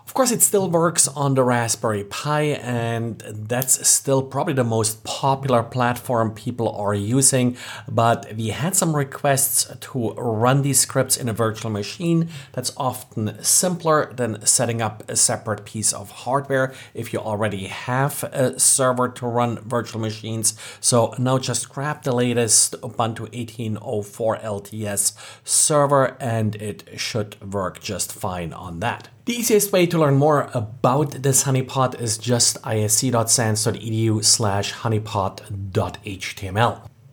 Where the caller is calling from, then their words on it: Jacksonville, Florida, United States; calling from Jacksonville, Florida.